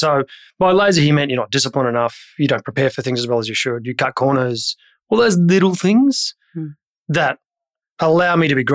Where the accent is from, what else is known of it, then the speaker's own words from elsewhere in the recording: Brisbane, Queensland, Australia; I grew up in Brisbane, and back then it was a cow town.